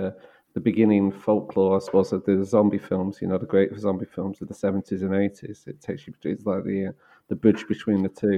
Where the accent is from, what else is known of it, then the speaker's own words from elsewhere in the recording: Manchester, North West England, United Kingdom; I remember Manchester of the 80s as a kid